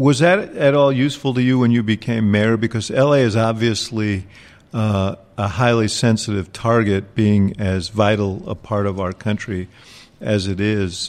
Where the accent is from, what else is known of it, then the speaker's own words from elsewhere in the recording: New York City, New York, United States; moved away; also born or lived in Chicago; grew up in New York City